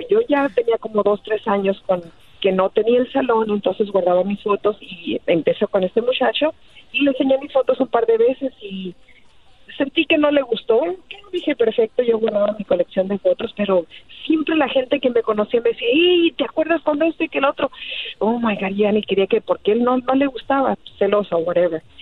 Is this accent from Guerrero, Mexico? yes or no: yes; Guerrero, Mexico; Y yo soy de Guerrero